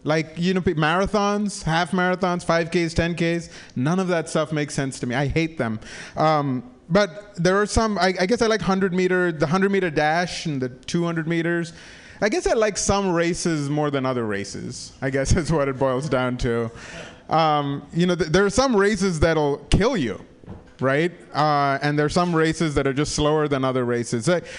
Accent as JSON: {"language": "English", "country": "India", "tie": "born or raised there", "also_born_or_lived": "Africa", "said": "I grew up in Africa and in India, and people don't rough it there for fun."}